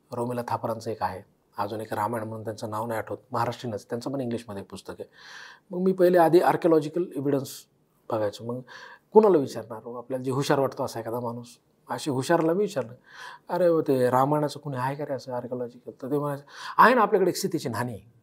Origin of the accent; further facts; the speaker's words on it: Beed district, Maharashtra, India; बीड जिल्ह्यात आमच्या जिल्ह्यात